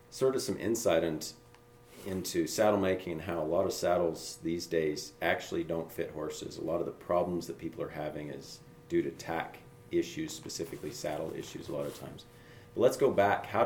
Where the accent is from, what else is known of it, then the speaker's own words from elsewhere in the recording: Cody, Wyoming, United States; I was here in Cody. Here in Cody. Yeah, okay. I grew, I grew up here in Cody.